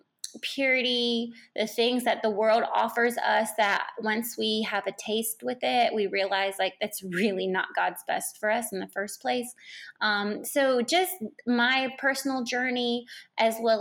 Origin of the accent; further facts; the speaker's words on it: Charlotte, North Carolina, United States; moved away; I'm from Charlotte, North Carolina. Just recently moved back to Charlotte